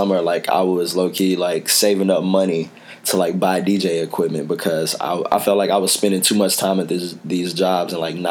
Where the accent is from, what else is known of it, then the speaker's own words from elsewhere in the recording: Dallas, Texas, United States; now in Chicago, United States; I grew up in Pleasant Grove.